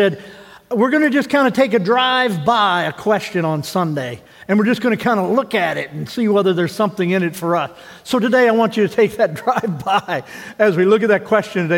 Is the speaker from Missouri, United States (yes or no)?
yes; Missouri, United States; moved away; I grew up in Missouri